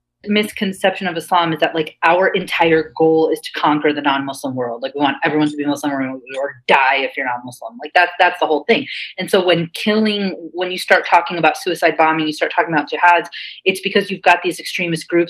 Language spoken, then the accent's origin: English; Cincinnati, Ohio, United States; moved away as an adult; now in New York, United States; where I grew up in Cincinnati